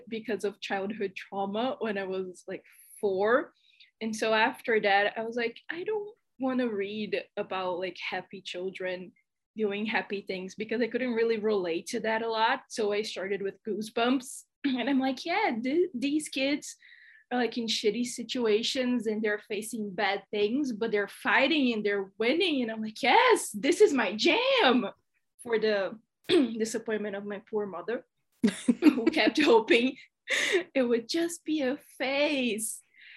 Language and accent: English; Brazil; English is a second language; if you think my accent is weird, it's because I'm Brazilian. So if I mispronounce anything, you know why